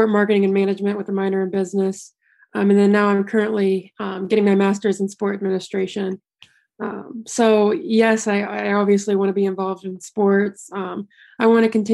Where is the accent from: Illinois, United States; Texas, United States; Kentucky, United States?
Kentucky, United States; Louisville; moved away; I'm very blessed to have grown up there in a place that loves basketball so much